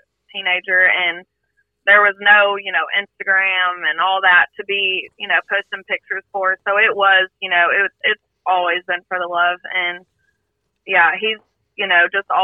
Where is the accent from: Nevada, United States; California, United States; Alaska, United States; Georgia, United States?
Georgia, United States; Cherokee County; now in Acworth, United States; I'm from Cherokee County. Basically lived there my whole life.